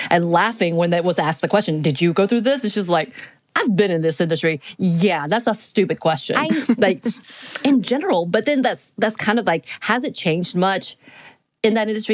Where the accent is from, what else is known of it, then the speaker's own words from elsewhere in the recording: Appalachian Mountains, United States; moved away; I live in a mountain town. So I'm at the foothills of the Appalachian Mountains.